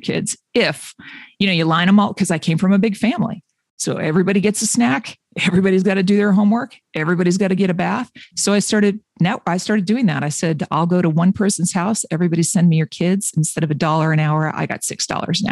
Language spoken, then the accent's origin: English; Boston, Massachusetts, United States; I'm from Boston area-ish